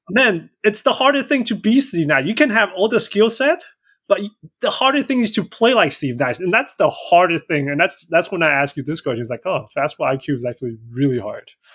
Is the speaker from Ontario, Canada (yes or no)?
no; Vancouver Island, north of Victoria, British Columbia, Canada; I grew up in Canada, um, actually hmm. just north of Victoria in Vancouver Island